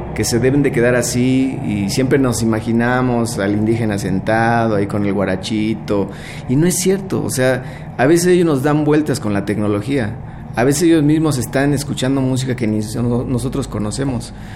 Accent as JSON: {"language": "Spanish", "region": "Mexico City", "country": "Mexico", "tie": "born or raised there", "said": "nosotros nacimos aquí en la Ciudad de México y pues toda la vida hemos estado por aquí"}